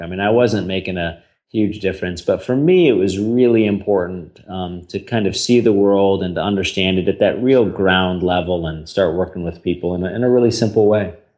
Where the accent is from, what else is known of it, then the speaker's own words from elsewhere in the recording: St. Louis, Missouri, United States; I grew up in St. Louis, Missouri.